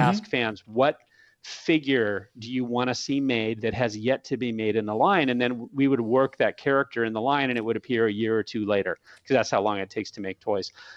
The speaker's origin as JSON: {"language": "English", "town": "San Diego", "region": "California", "country": "United States", "tie": "born or raised there", "said": "I lived in, I grew up in San Diego."}